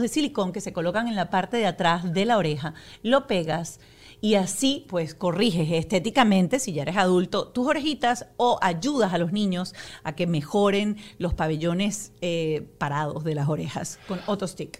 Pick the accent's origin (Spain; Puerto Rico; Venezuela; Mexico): Venezuela; en mi país, Venezuela